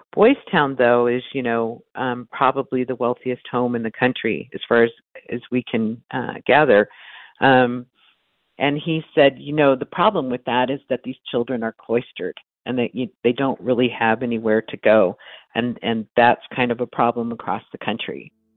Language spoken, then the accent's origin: English; Omaha, Nebraska, United States; I grew up in Omaha